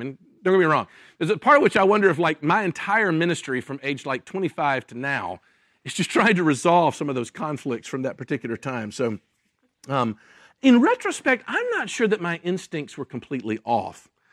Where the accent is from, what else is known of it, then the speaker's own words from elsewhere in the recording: Memphis, Tennessee, United States; moved away as an adult; also born or lived in Jackson, Mississippi; I was born in Memphis, Tennessee, uh, was raised and went to high school, uh, there